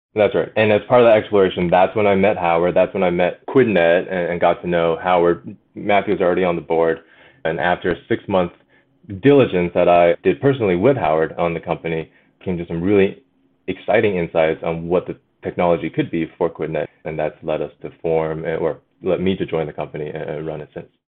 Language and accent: English; China; moved away; also born or lived in Alberta, Canada; I grew up in China.